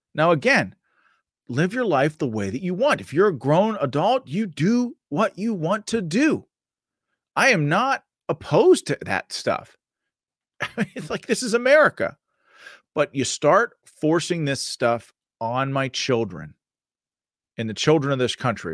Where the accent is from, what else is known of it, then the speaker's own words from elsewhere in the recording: Pittsburgh, Pennsylvania, United States; I'm from Western Pennsylvania, from the Pittsburgh area, born and raised, fourth generation.